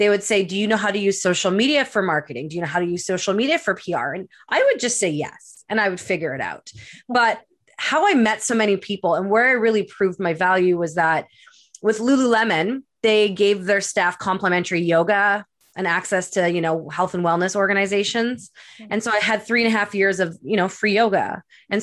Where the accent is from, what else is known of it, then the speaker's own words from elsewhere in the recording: Winnipeg, Manitoba, Canada; moved away as an adult; also born or lived in Edmonton, Alberta / Vancouver, British Columbia; now in Pemberton, Canada; I was born and raised in Winnipeg, Manitoba